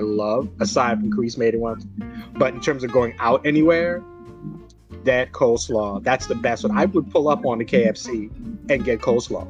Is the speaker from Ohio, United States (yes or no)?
no; New York City, New York, United States; also born or lived in Long Island, New York; I grew up in New York, and before I ended up moving to Long Island, where I lived through my teenage years, I lived in Springfield Gardens in Queens